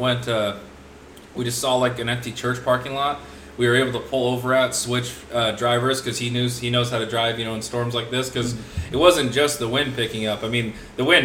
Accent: Washington, United States; moved away; I'm from Washington, I'm from up north

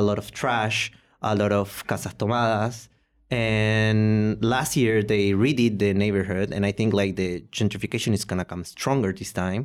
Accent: Posadas, Misiones, Argentina; English is a second language; also born or lived in Paraguay; now in Buenos Aires, Argentina; I was born in Posadas, and I live for six years in Paraguay

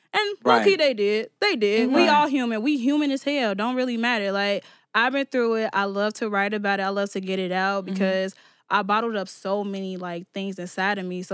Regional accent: Chicago, Illinois, United States; I'm from over East, but maybe I'm from the Southeast

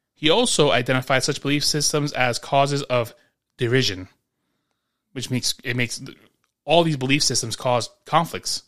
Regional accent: New York, United States; Growing up in New York

